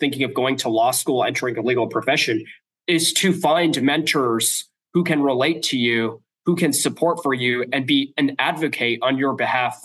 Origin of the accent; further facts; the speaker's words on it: the Bay Area, California, United States; moved away as an adult; growing up in California, the Bay Area, where it was very diverse